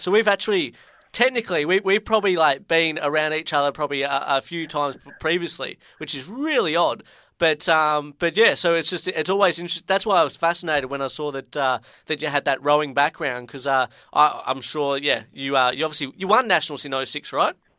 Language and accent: English; Ballarat, Victoria, Australia; moved away; I'm actually from Ballarat originally